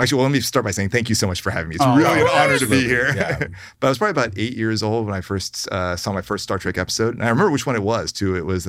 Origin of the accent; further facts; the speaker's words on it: Hampton, Virginia, United States; also born or lived in Sydney, Australia; I grew up in Virginia, southeastern Virginia, Hampton. Right. Yeah, I was born in Australia, but then moved as an infant.